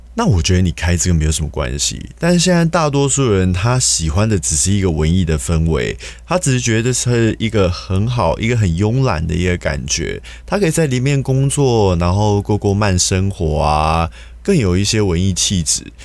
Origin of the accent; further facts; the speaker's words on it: Taiwan; 我们其实台湾人